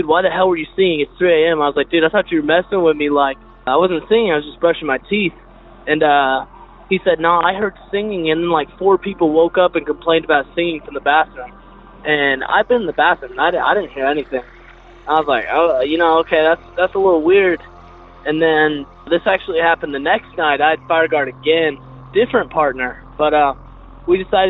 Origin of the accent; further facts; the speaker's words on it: Texas, United States; I'm from Texas